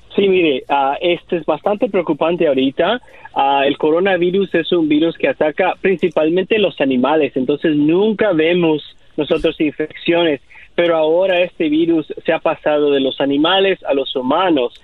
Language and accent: Spanish; Mexico; also born or lived in El Salvador; Yo soy de El Salvador, pero también crecí en México.